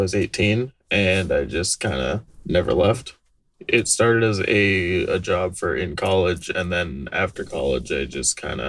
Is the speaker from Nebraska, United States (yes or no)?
no; Attleboro, Massachusetts, United States; I'm from Attleboro, Massachusetts.